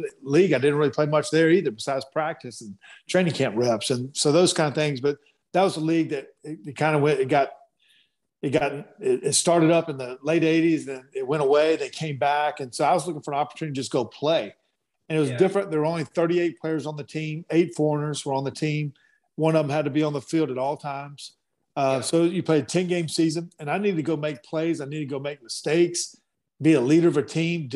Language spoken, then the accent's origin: English; North Carolina, United States; moved away; my hometown in North Carolina